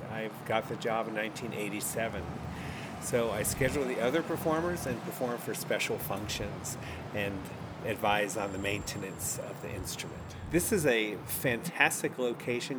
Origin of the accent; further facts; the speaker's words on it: Richmond, Virginia, United States; I'm from Richmond